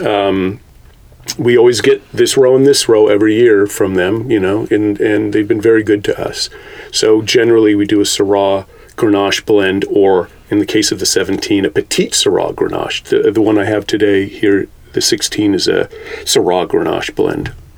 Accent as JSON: {"language": "English", "town": "Carmel-by-the-Sea", "region": "California", "country": "United States", "tie": "born or raised there", "said": "I was born in Car- Carmel"}